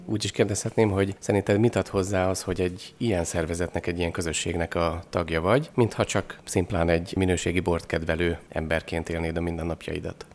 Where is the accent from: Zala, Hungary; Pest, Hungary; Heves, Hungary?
Heves, Hungary; Eger; egri vagyok